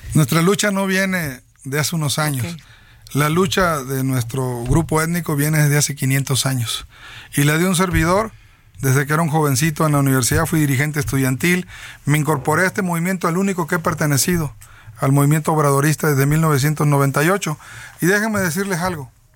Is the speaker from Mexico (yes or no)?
yes; Tierra Blanca, Veracruz, Mexico; yo soy de la cuenca del Papaloapan, nací en Tierra Blanca.